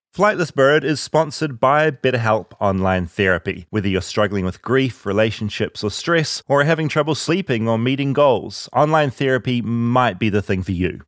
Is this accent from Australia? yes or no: no; New Zealand; moved away; as a New Zealander